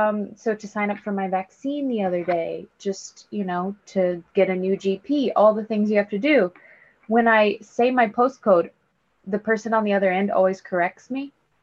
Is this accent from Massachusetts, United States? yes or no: no; Evansville, Indiana, United States; moved away as an adult; now in United Kingdom; I am from Evansville, Indiana, which nobody knows where that is, but it is at the toe of the boot of Indiana, because Indiana's shaped like a boot